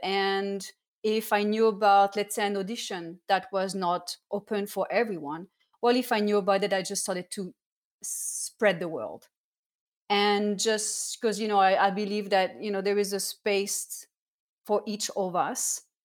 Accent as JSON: {"language": "English", "town": "Cannes", "region": "Provence-Alpes-Côte d'Azur", "country": "France", "tie": "born or raised there", "also_born_or_lived": "Saint-Étienne", "moved": "yes", "said": "I was born in Saint-Étienne, was next to Lyon, but I spent all my childhood in the south of France in Cannes."}